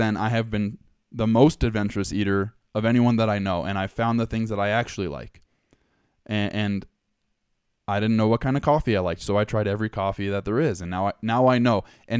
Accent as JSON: {"language": "English", "region": "Southern California", "country": "United States", "tie": "born or raised there", "said": "So that's the house I grew up in. And I grew up in Southern California."}